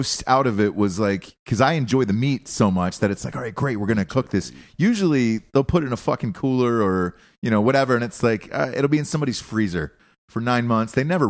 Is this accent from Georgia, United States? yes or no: yes; Georgia, United States; the kind that I grew up around in Georgia